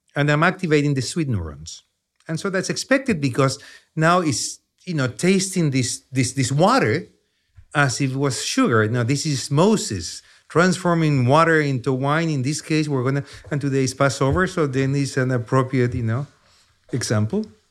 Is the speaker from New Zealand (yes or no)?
no; Chile; accent: heavy Chilean accent; English is a second language; moved away as an adult; now in United States; I grew up in Chile. That's where the accent comes from